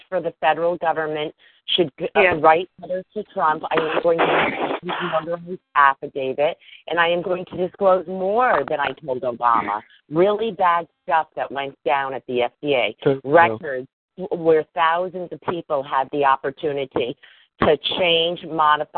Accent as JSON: {"language": "English", "region": "Connecticut", "country": "United States", "also_born_or_lived": "Silver Spring, Maryland", "said": "I'm currently in Connecticut on the East Coast. This is my home state"}